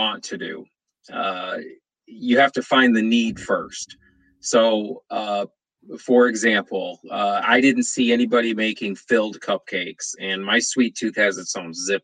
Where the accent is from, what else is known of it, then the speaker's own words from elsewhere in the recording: New York, United States; moved away as an adult; now in Savannah, United States; I'm from New York